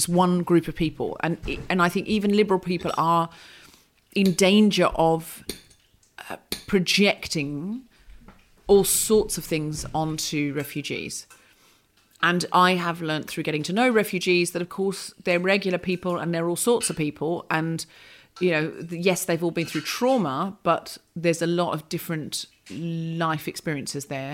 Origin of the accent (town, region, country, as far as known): Australia; born or raised there; moved away